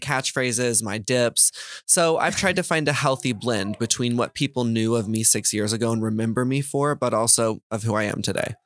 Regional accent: Texas, United States; I grew up in Texas

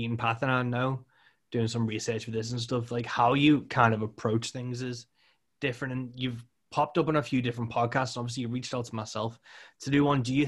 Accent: United Kingdom; as a British person

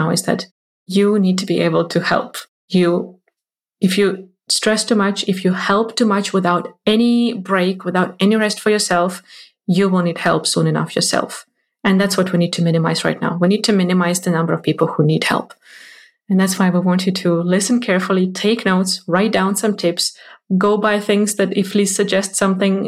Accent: Ukraine; moved away; Ukraine, which is my home country

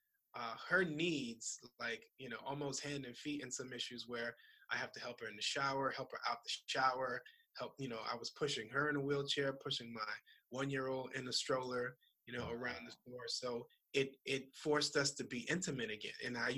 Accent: Opa-locka, Florida, United States; I grew up in Miami in a city called Opa-locka.

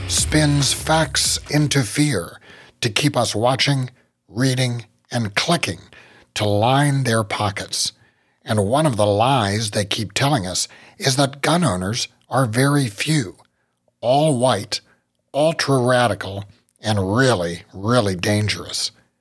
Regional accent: West Virginia, United States; I'm from West Virginia, and everywhere you live in West Virginia, pretty much, it's near water. So growing up, it was just a lot of my memories are floods.

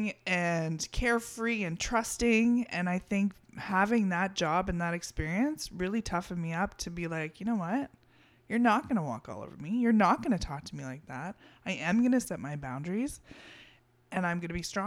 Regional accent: Waterford, Ontario, Canada; also born or lived in Hamilton; I'm from Waterford. That is my hometown.

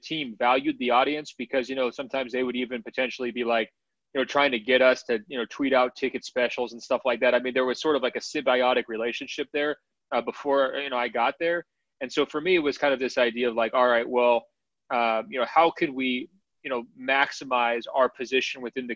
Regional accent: Portland, Oregon, United States; I had been born and raised in Portland

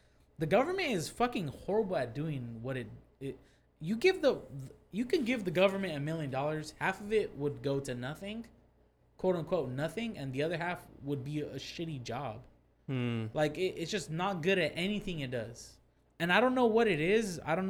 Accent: California, United States; I love California. I'm a Californian till I die.

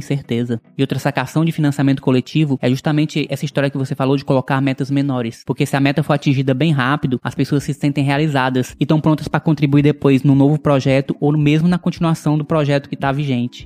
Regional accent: Ilha Grande de Santa Isabel, Piauí, Brazil; da Ilha Grande de Santa Isabel, onde o Teófilo mora e onde eu me criei também

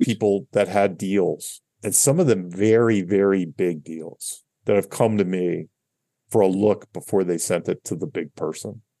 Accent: Catonsville, Maryland, United States; I'm from Catonsville, Maryland

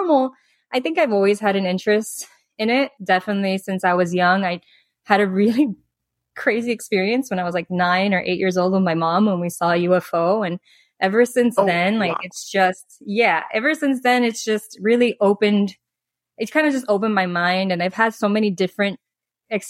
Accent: Miami, Florida, United States; moved away as an adult; also born or lived in Dominican Republic; I was born and raised in Miami, Florida

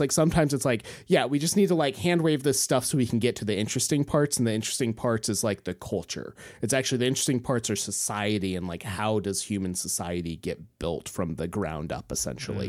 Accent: Homer, Alaska, United States; I grew up in Homer. I was fifteen miles out of Homer.

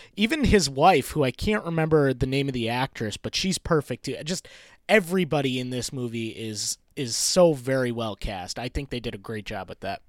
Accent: Rochester, New York, United States; moved away as an adult; also born or lived in Maine; I moved out and moved back to my hometown of Rochester, New York.

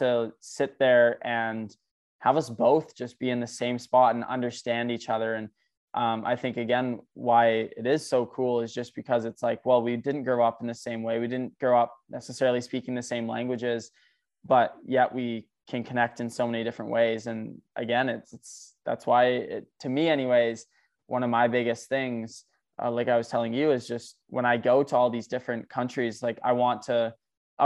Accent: England, United Kingdom; I'm English

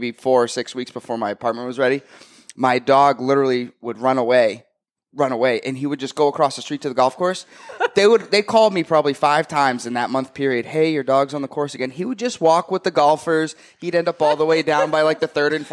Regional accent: Litchfield, New Hampshire, United States; moved away as an adult; also born or lived in New Jersey; grew up in Litchfield, moved to New Jersey for a couple of years, moved back to Litchfield in like fourth grade and stayed there through high school.

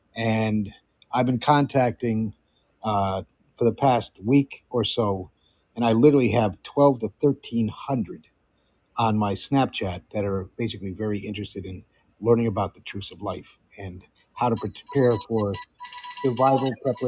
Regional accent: Amsterdam, North Holland, Netherlands; I've been doing the Netherlands, where I grew up in Amsterdam, for the past year and a half

